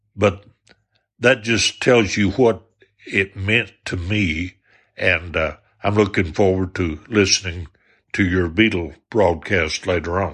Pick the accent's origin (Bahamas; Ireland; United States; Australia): United States; Arkansas; I was from the South, from Arkansas